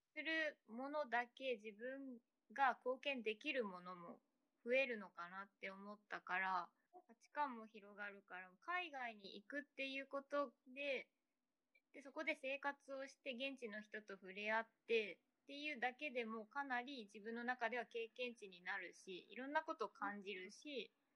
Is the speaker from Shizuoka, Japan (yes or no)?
no; Hiroshima, Japan; moved away as an adult; also born or lived in Canada; 地元は広島です